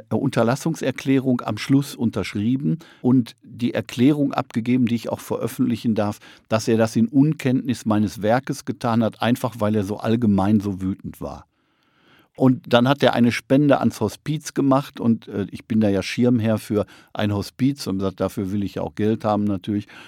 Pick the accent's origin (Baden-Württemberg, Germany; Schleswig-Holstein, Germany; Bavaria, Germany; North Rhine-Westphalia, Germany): North Rhine-Westphalia, Germany; moved away; also born or lived in East Frisia; Ich komme aus Nordrhein-Westfalen